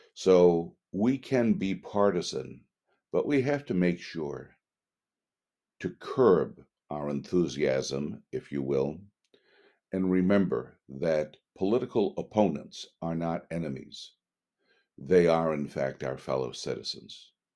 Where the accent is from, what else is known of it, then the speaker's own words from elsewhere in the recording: United States; We are citizens of the United States of America